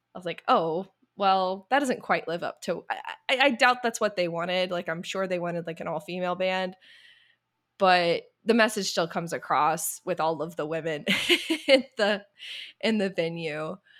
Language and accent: English; the South, United States; I grew up in the South